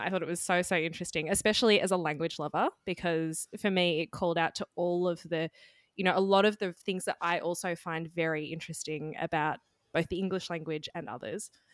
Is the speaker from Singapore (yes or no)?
no; Australia; as an Australian